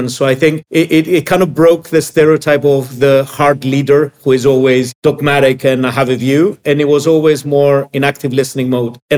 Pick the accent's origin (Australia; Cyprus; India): Cyprus; now in Greece; with Emilio as my co founder, we decided to come to Greece. It was a new country for us. We're both from Cyprus and set up Hellas Direct.